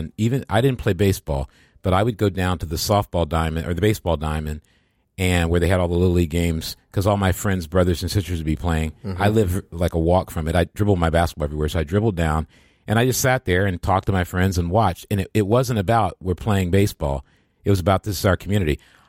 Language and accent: English; Midwest, United States; I grew up in the Midwest, too. The Midwest, there's a Midwest culture.